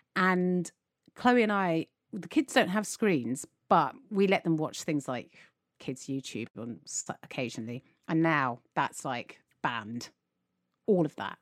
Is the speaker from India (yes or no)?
no; United Kingdom; as British people